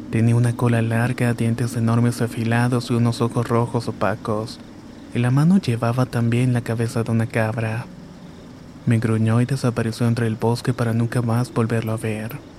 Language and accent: Spanish; Rayones, Nuevo León, Mexico; now in Montemorelos, Mexico; Esto me pasó en un pueblito cerca de Montemorelos donde vivo actualmente. Aunque mi familia y yo somos originarios de Rayones, Nuevo León.